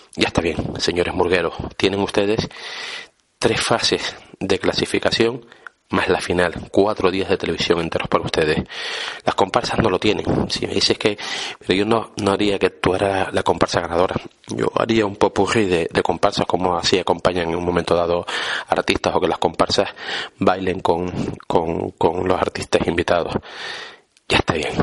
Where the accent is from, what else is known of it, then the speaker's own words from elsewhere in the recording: Las Palmas de Gran Canaria, Canary Islands, Spain; las Palmas de Gran Canaria mi ciudad, mi tierra, mi casa, mi isla